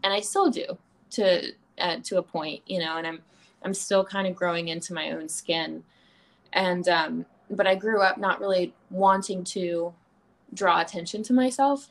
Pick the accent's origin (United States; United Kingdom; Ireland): United States; the South; moved away as an adult; also born or lived in Charleston; now in Los Angeles, United States; I grew up in the South